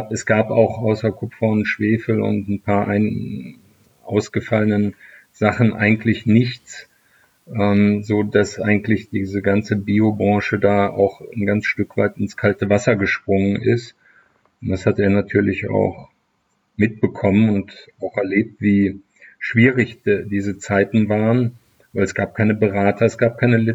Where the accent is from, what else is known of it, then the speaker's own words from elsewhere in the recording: Leverkusen, North Rhine-Westphalia, Germany; wir haben in meiner Heimatstadt äh, Leverkusen Chemie, Physik und auch äh, Biologieunterricht